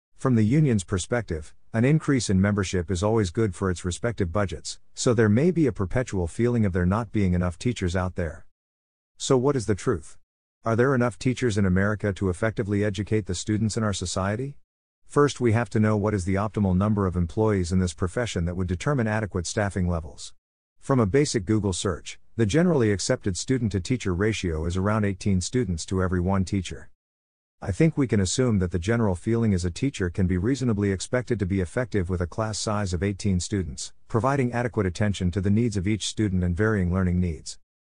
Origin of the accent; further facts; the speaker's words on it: New Jersey, United States; my home state